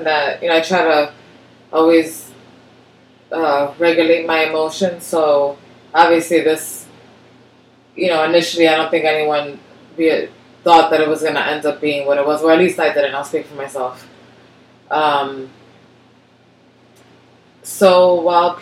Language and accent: English; New York City, New York, United States; growing up in Washington Heights, I went to one of the local Catholic schools